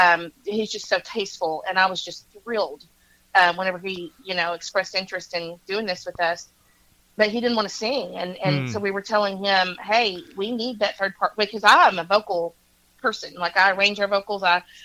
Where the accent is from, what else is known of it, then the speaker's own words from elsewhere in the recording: Oklahoma, United States; moved away as an adult; now in Nashville, United States; I'm from Oklahoma and he's from Georgia